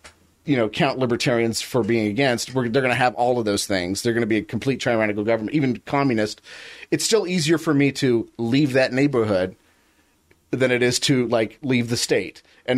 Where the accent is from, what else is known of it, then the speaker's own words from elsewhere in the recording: Utica, New York, United States; Well, I'm from Utica, you know, and I've never heard anything like that.